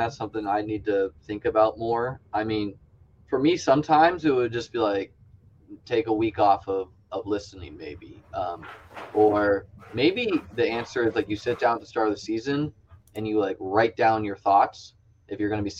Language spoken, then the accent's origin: English; New England, United States; I grew up in New England as a Bills fan.